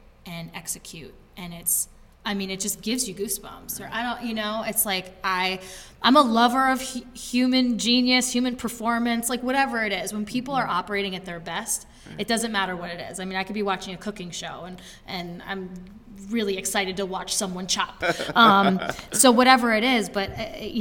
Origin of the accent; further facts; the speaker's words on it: Brattleboro, Vermont, United States; I grew up in Brattleboro